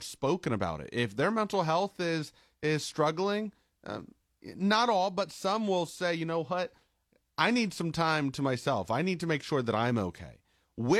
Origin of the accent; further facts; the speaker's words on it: Carrollton, United States; in my hometown of Carrollton